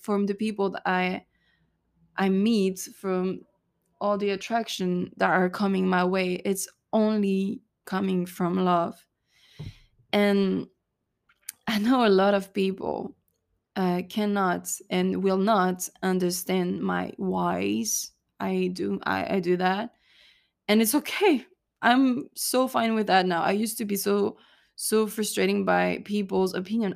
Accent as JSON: {"language": "English", "town": "Cannes", "region": "Provence-Alpes-Côte d'Azur", "country": "France", "also_born_or_lived": "Texas, United States", "moved": "as an adult", "said": "I come from Cannes, which is in the French Riviera in the south of France"}